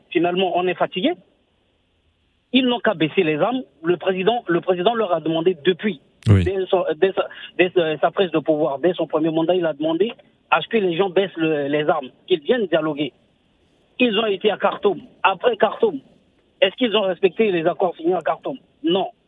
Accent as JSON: {"language": "French", "country": "Central African Republic", "said": "Je suis centrafricain."}